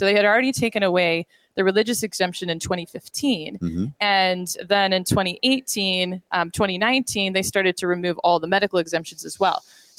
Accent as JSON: {"language": "English", "region": "Arkansas", "country": "United States", "also_born_or_lived": "Texas", "moved": "as an adult", "lives_now": "California, United States", "said": "I'm originally from Arkansas. We were living in Texas at the time."}